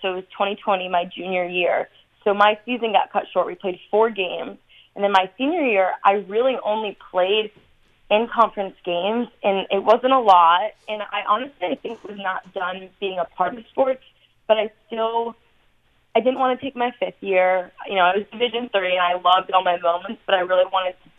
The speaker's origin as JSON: {"language": "English", "region": "Connecticut", "country": "United States", "tie": "born or raised there", "also_born_or_lived": "Massachusetts", "moved": "as an adult", "lives_now": "Florida, United States", "said": "So I was born and raised in Connecticut."}